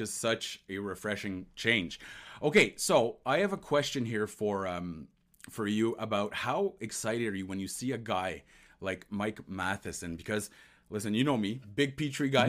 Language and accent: English; Ontario, Canada; This is m, my, my hometown, or no, my home province